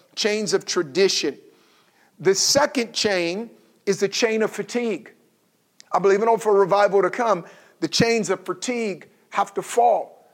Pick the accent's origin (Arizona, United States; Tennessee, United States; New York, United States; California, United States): California, United States; Oakland; I grew up in Oakland.